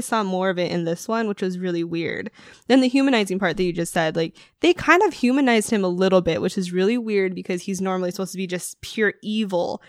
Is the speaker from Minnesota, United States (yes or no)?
no; Superior, Arizona, United States; just from Arizona. Born and raised.